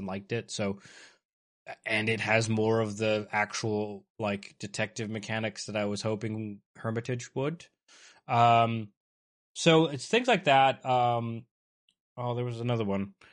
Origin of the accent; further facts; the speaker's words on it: Canada; I'm Canadian